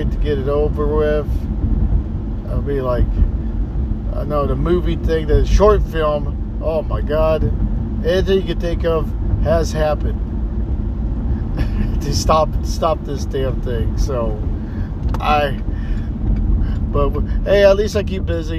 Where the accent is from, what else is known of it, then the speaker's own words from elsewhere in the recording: Texas, United States; I'm from Texas